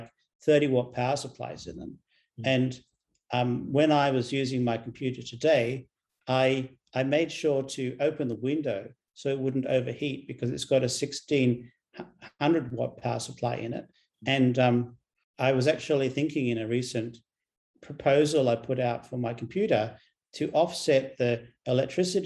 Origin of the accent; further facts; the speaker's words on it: Australia; I'm an Australian